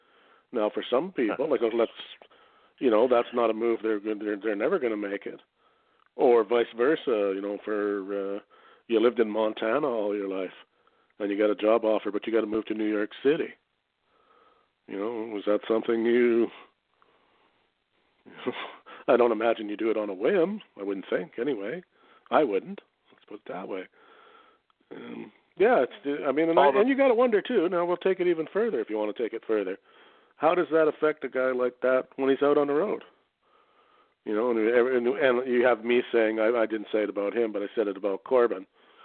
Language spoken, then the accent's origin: English; Canada; but as a Canadian, do you want your child raised in that, in his formative years, or would you rather have him educated back home?